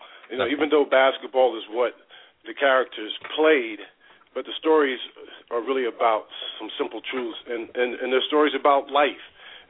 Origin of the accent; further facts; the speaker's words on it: New York City, New York, United States; moved away as an adult; also born or lived in California; I'm a native New Yorker from Brooklyn, born and raised in New York City.